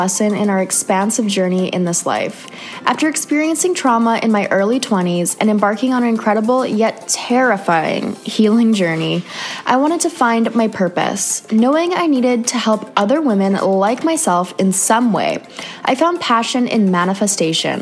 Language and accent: English; Canada; moved away; another Canadian girl